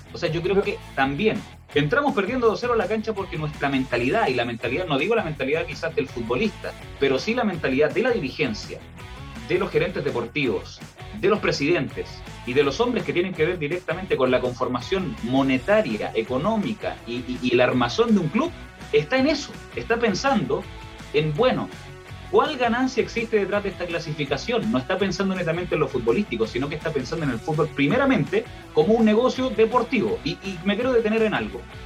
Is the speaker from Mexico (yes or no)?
no; Chile